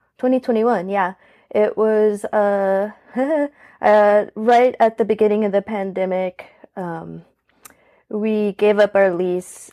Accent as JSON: {"language": "English", "town": "New Orleans", "region": "Louisiana", "country": "United States", "tie": "born or raised there", "said": "I was born in 1984 in New Orleans. I'm seventh generation New Orleanian. I come from a pretty spooky background. I grew up in a haunted house in the French Quarter"}